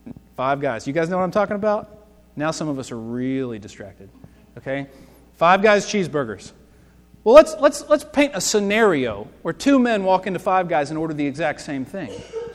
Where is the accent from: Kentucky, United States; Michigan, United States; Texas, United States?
Kentucky, United States; Lexington; I'm from Lexington. Before I moved here, we lived in Lexington.